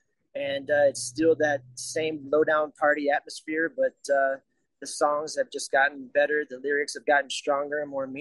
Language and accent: English; Chicago, Illinois, United States; We're from Chicago